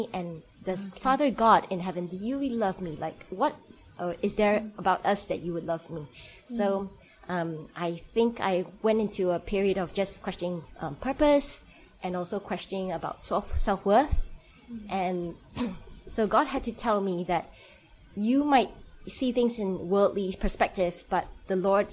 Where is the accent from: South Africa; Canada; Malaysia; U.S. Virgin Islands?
Malaysia; moved away; So I'm Malaysian, so I grew up in Malaysia.